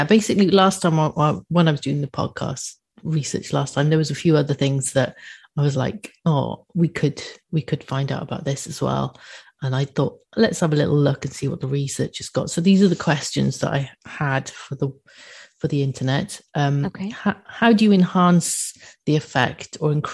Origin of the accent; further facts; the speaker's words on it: United Kingdom; I'm a British person.